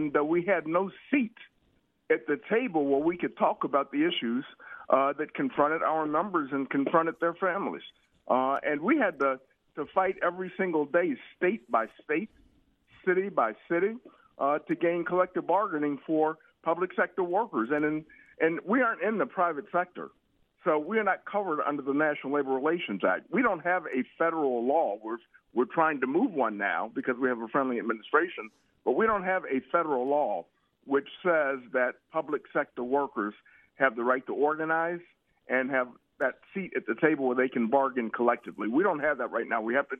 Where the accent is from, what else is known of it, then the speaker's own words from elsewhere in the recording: Cleveland, Ohio, United States; me growing up in Cleveland, Ohio